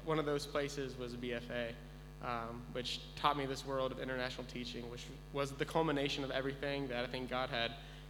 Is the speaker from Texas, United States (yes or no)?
yes; Texas, United States; moved away as an adult; I grew up in Texas my whole life, never even left the state